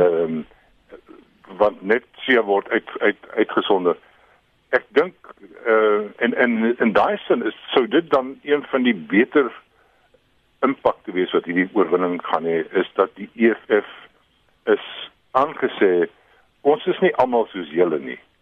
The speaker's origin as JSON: {"language": "Afrikaans", "country": "South Africa", "said": "ons verras onsself as Suid-Afrikaners"}